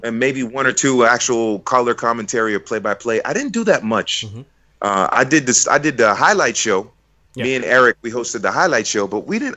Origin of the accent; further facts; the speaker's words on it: United States; growing up in America